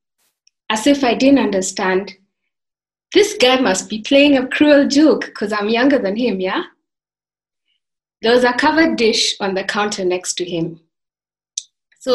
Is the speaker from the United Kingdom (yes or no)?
no; Maasailand, Kenya; I come from the Maasai tribe, where the men like to wear these red tartan-like blankets and the women make wonderful beaded jewelry